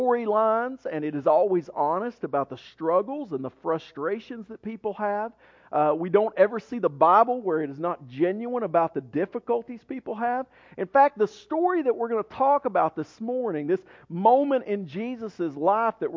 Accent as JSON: {"language": "English", "town": "Maryville", "region": "Tennessee", "country": "United States", "tie": "born or raised there", "said": "Maryville when I grew up there"}